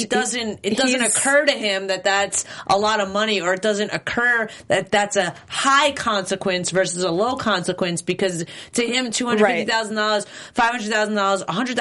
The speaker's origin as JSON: {"language": "English", "region": "New York", "country": "United States", "said": "I am from New York, so I thought this woman was New York to the T."}